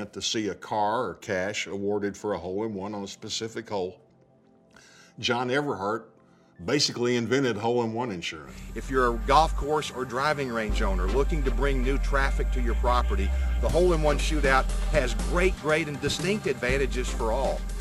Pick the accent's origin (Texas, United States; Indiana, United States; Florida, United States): Texas, United States; Odessa; from Odessa, Texas.